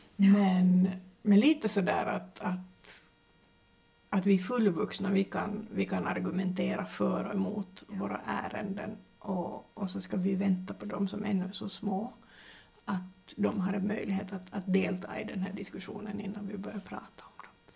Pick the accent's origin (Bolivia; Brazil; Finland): Finland; jag är finlandssvensk